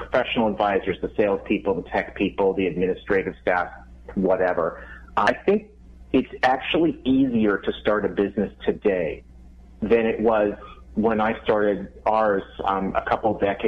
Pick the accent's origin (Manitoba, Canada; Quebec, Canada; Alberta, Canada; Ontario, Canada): Manitoba, Canada; Winnipeg; now in Minneapolis, United States; I grew up in Winnipeg, Canada